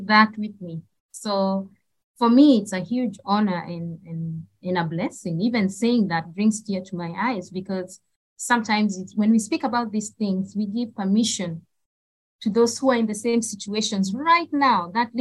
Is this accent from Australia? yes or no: no; Kenya; born or raised there; moved away as an adult; also born or lived in Nairobi, Kenya; now in Middle East